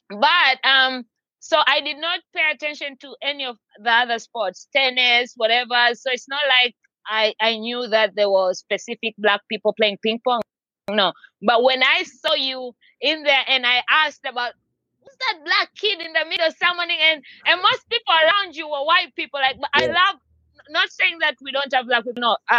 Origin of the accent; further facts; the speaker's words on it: Tanzania; It took me a while because I'm originally from Tanzania in East Africa, but I've traveled around. I move around a lot.